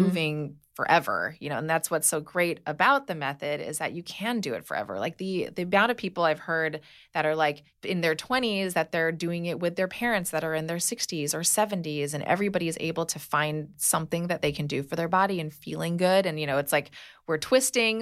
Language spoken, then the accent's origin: English; Hawaii, United States; moved away; I grew up in Hawaii